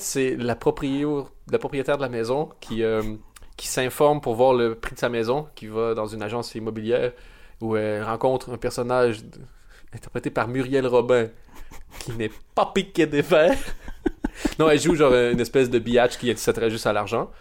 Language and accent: French; Canada; moved away; je viens du, du Canada